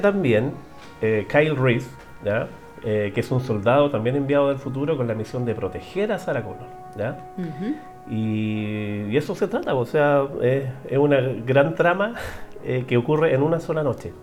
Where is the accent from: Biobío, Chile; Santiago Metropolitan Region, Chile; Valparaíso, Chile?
Valparaíso, Chile; Los Andes; yo soy de los Andes